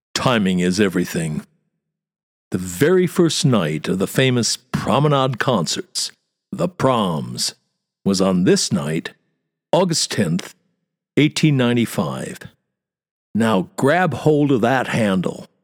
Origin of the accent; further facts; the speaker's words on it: United States; moved away as an adult; now in London, United Kingdom; as an American